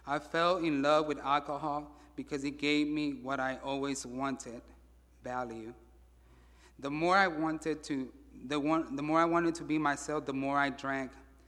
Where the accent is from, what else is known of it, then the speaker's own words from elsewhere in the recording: Mexico City, Mexico; born there; I was born in Mexico City, September 14, 1977. I am the oldest out of three siblings.